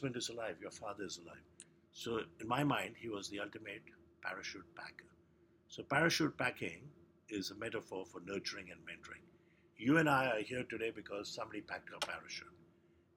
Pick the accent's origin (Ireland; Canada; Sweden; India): India; I was born in India